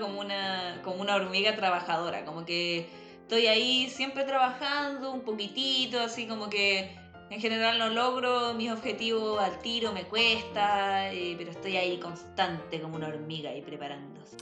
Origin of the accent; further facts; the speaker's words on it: Viña del Mar, Valparaíso, Chile; also born or lived in Santiago / Los Andes; Yo en realidad soy de Viña. O sea, nací en Santiago, pero viví ahí hasta como los seis años, después viví un tiempo en los Andes y después me vine a vivir a Viña